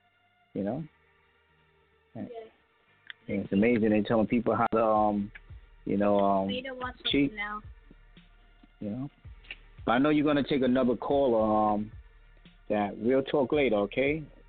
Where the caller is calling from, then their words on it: New York, United States; I'm calling from New York.